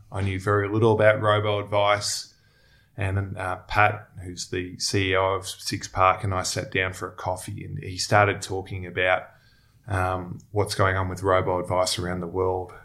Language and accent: English; Melbourne, Victoria, Australia; also born or lived in Sydney; now in Melbourne, Australia; I grew up in Melbourne.